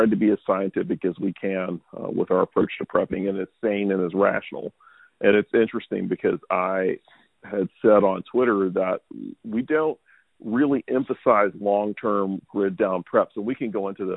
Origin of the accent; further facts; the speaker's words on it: Louisiana Gulf Coast, United States; now in Texas, United States; I grew up on the Louisiana Gulf Coast, and so I grew up in hurricane country